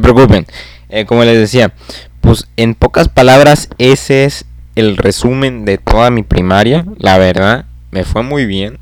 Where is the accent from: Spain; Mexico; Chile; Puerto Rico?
Mexico; Nuevo León; soy de Nuevo León